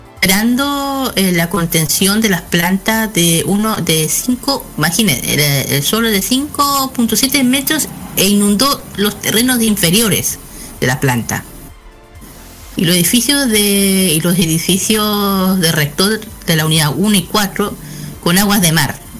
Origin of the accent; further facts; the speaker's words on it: Chile; nosotros que somos chilenos